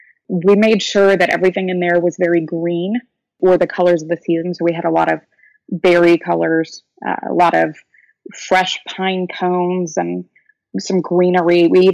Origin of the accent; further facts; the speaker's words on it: the South, United States; And I'm from the South, so we have receiving lines and everything at typical weddings